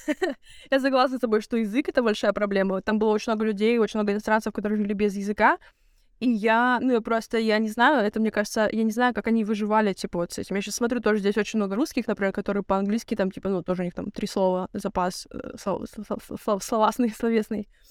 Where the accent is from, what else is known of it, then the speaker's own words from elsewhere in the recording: Russia; moved away; я из России